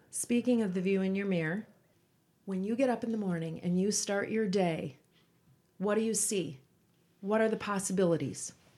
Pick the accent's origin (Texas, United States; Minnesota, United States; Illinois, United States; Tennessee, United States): Minnesota, United States; Roseville; We're both from Roseville